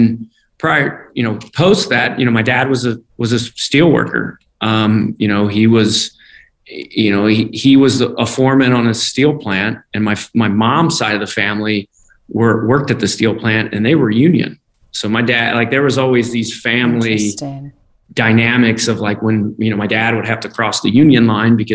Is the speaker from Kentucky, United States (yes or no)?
yes; Independence, Kentucky, United States; I grew up in Independence, Kentucky. So I'm just a hillbilly from Kentucky